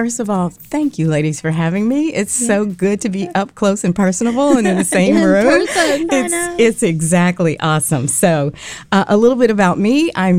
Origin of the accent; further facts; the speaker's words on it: Indiana, United States; moved away as an adult; also born or lived in East Coast; now in Nashville, United States; I'm originally from Indiana, and that's where I grew up. That's where I went to college for my undergrad. But we have lived in a myriad of places. We've kind of lived all over. And I moved here to Nashville from the East Coast.